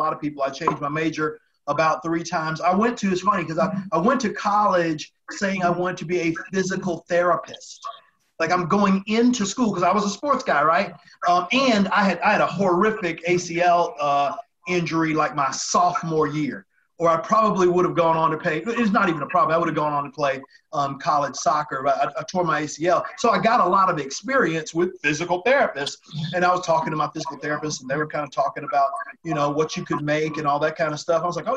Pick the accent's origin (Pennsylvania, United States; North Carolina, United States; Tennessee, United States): Tennessee, United States; Chattanooga; moved away; also born or lived in New York; I'm from Tennessee. So I grew up in Chattanooga, Tennessee